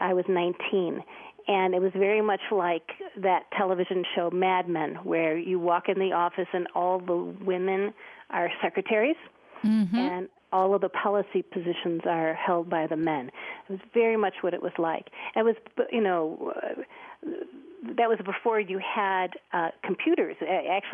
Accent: Detroit, Michigan, United States; moved away; also born or lived in Denver; I was born in Detroit, Michigan

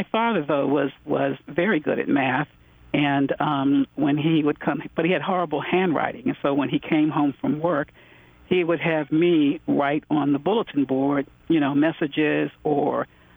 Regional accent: Prince George's County, Maryland, United States; also born or lived in Washington, D.C.; I was born in Washington, D.C. at Freedman's Hospital, which later became Howard University Hospital. And my parents in second grade moved me to Prince George's County, Maryland. At that time, there was segregation, and so I grew up in segregated neighborhoods

